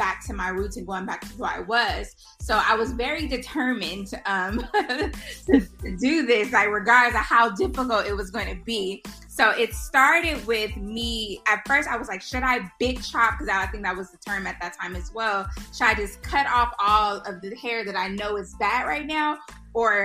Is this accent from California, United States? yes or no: yes; Los Angeles, California, United States; I am from South Central Los Angeles